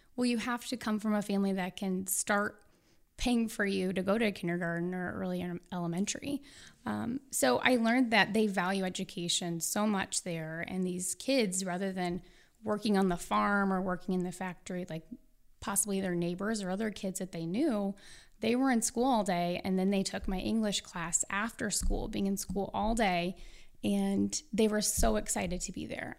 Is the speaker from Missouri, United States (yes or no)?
yes; St. Louis, Missouri, United States; I'm from Saint Louis, so your next question would be, which high school did you go